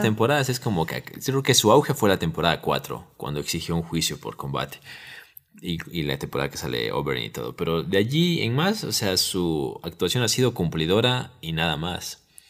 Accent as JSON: {"language": "Spanish", "country": "Ecuador", "said": "así hablamos los ecuatorianos"}